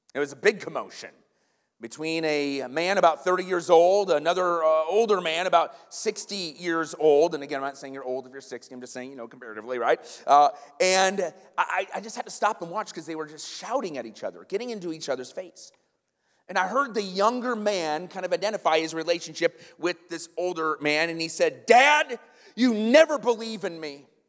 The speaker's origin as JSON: {"language": "English", "region": "the North", "country": "United States", "said": "If we go down the South, they know we're from the North"}